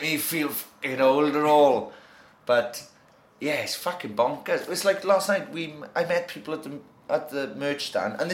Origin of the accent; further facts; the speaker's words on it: Merthyr Tydfil, Wales, United Kingdom; we're six boys from Merthyr Tydfil.